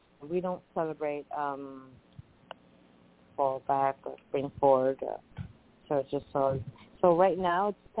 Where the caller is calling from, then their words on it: Puerto Rico; Hello there. Hi … from Puerto Rico.